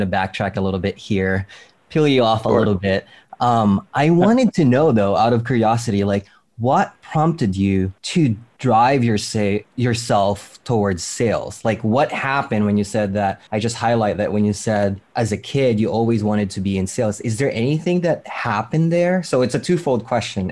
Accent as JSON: {"language": "English", "country": "Philippines", "tie": "born or raised there", "said": "growing up in the Philippine Islands, I was like 8 or 9"}